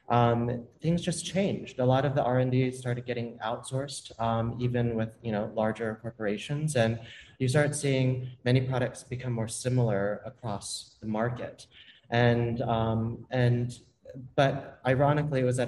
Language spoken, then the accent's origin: English; Tallahassee, Florida, United States; I grew up in Tallahassee, Florida